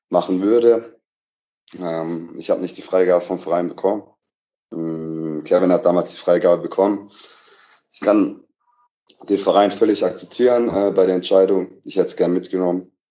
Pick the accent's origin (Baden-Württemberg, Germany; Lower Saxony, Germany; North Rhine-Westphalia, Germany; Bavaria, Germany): Baden-Württemberg, Germany; now in Berlin, Germany; habe meine Reha in meiner Heimat gemacht, also in Nähe von Stuttgart